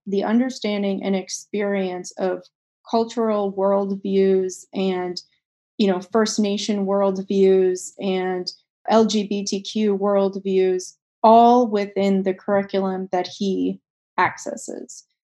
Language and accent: English; Pakistan; also born or lived in Poland; growing up in Pakistan and growing up in Poland, I was in environments that were extremely restrictive when it came to education.